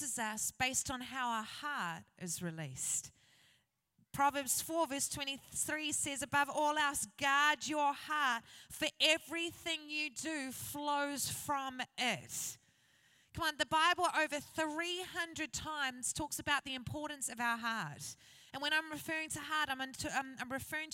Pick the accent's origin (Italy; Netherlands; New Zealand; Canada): New Zealand; I grew up in New Zealand in a place called Hikitaia.